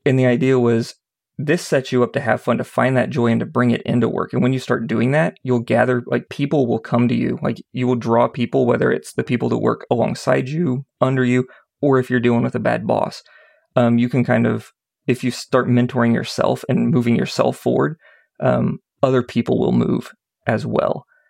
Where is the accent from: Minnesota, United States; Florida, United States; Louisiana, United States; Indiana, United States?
Indiana, United States; Indianapolis; I grew up in Indianapolis.